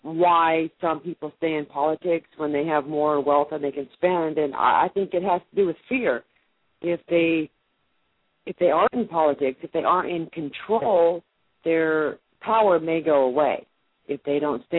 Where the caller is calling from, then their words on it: Mason, Tennessee, United States; Mason, Tennessee.